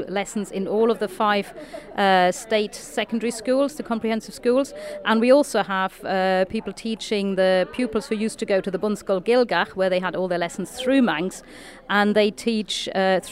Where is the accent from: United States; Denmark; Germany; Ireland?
Germany; now in Isle of Man; I grew up in Germany.